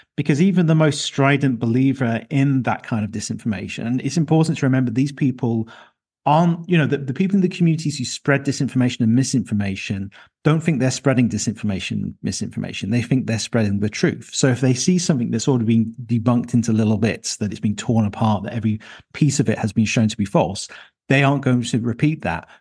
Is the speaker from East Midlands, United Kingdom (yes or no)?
yes; Leicester, East Midlands, United Kingdom; in my hometown of Leicester in the U K